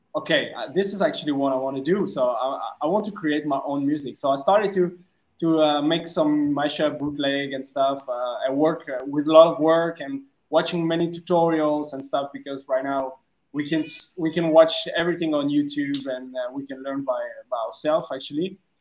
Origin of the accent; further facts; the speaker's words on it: France; English is a second language; moved away as an adult; now in Vietnam; I'm originally from France, so I'm French